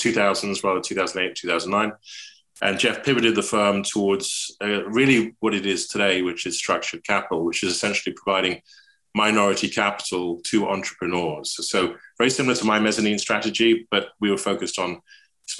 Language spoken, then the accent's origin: English; England, United Kingdom; accent: English; moved away as an adult; now in United States; I'm English, you can hear, but I've lived in the States for over 40 years. Kept my accent